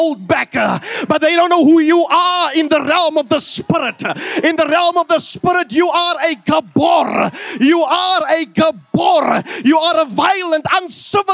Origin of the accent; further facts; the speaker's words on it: Fraserburg, Northern Cape, South Africa; moved away; when I grew up in Fraserburg